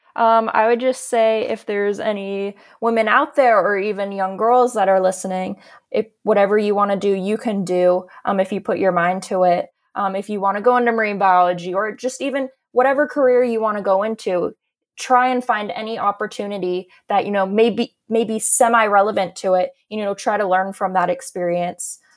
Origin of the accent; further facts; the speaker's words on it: Sarasota, Florida, United States; growing up in Florida